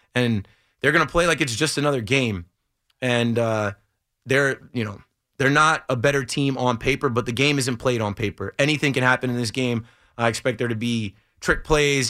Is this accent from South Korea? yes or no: no; Monmouth County, New Jersey, United States; I grew up in Monmouth County